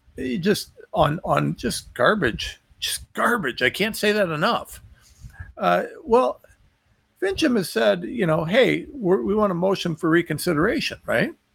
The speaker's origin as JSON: {"language": "English", "country": "United States", "said": "I'm American"}